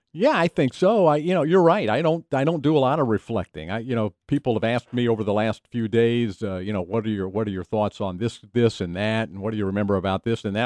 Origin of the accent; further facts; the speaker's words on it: Knoxville, Tennessee, United States; I grew up in Knoxville, Tennessee